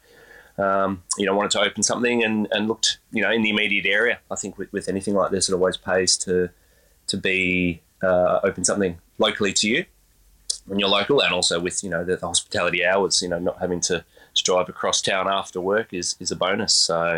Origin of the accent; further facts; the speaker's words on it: Geelong, Victoria, Australia; also born or lived in Lara / Sydney; I've always, aside from some time spent living in Sydney, have always, been more this side of town. I grew up in Lara and Geelong.